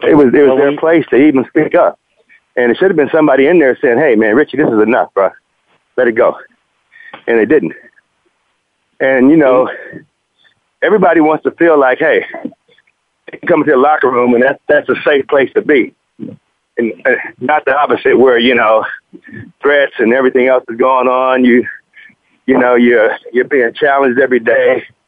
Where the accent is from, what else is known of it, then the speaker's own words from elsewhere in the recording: Compton, California, United States; growing up in Compton